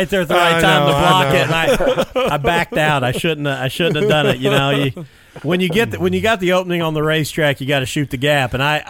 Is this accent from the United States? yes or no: yes; Jennings County, Indiana, United States; obviously I'm from the Jennings County area.